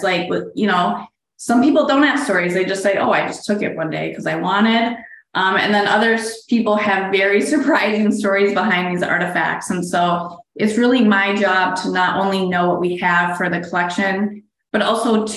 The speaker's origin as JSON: {"language": "English", "area": "right outside Minneapolis", "region": "Minnesota", "country": "United States", "tie": "born or raised there", "said": "I born and raised here in Minnesota, right outside Minneapolis"}